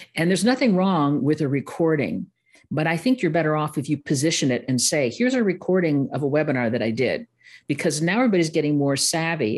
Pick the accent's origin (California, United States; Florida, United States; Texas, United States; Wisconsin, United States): Wisconsin, United States; Milwaukee; accent: Midwest, a little Milwaukee; a little, little Milwaukee showing up there